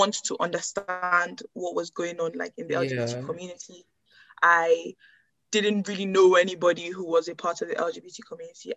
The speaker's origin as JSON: {"language": "English", "country": "Nigeria", "tie": "born or raised there", "moved": "yes", "said": "we grew up in Nigeria"}